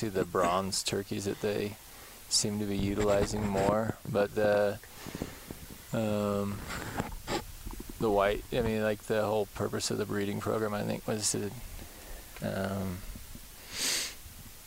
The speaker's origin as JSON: {"language": "English", "area": "near Kingsburg", "region": "Central California", "country": "United States", "tie": "born or raised there", "said": "not far from Kingsburg, about 20 minutes in a smaller town out there. My family farms out that way, so just grew up out in the country out there"}